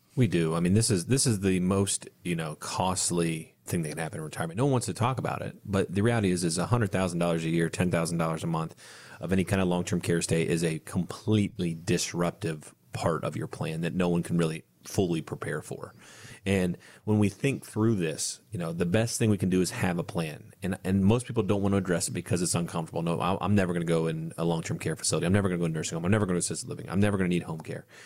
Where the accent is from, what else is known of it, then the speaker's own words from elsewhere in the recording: Bellefontaine, Ohio, United States; my hometown, uh, just outside Bell Fountain